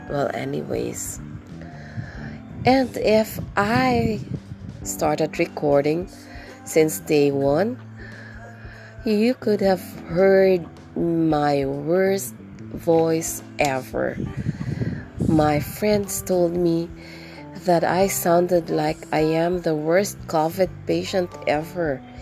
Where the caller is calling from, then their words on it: Tagkawayan, Calabarzon, Philippines; once again, and I'm podcasting from the Philippines, particularly from here in Tagkawayan. And we are at the southernmost part of Quezon province.